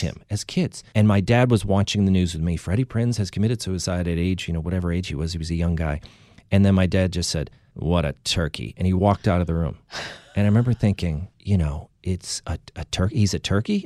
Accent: Boston suburbs, Massachusetts, United States; we grew up in the Boston suburbs

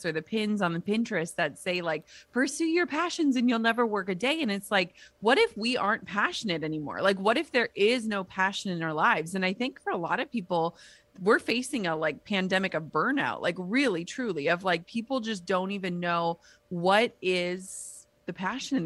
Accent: Midwest, United States; now in Minnesota, United States; I grew up in the Midwest

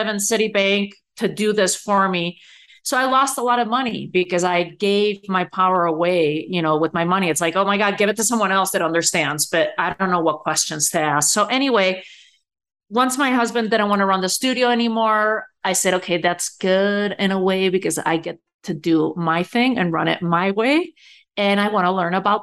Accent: Spain; moved away as an adult; also born or lived in New York City; now in United States; I was born and raised in Spain

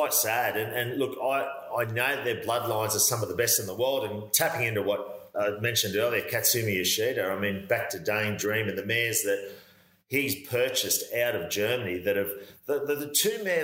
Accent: Newcastle, New South Wales, Australia; as I got sort of teenage years, I was never far from Broadmeadow Racecourse

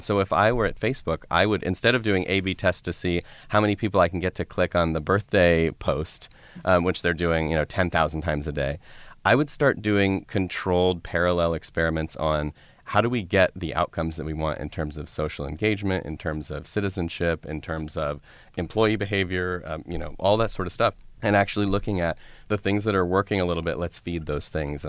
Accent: Colorado, United States; I grew up in Colorado.

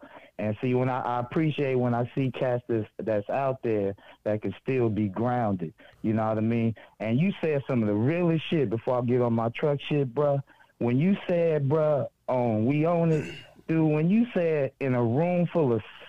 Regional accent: California, United States; I'm from the Bay, man. We give game respect, game recognize game.

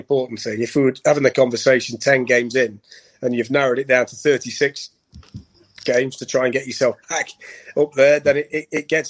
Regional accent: Nottingham, East Midlands, United Kingdom; my hometown club

